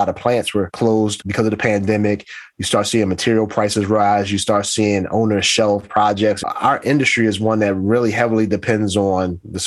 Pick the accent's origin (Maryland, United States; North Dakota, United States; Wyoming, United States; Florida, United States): Maryland, United States; Baltimore; I grew up in Baltimore, grew up in the 70s